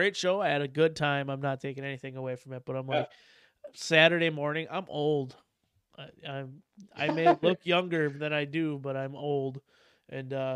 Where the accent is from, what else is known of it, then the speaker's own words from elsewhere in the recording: Wisconsin, United States; It is 100 degrees warmer here right now than it is where I'm from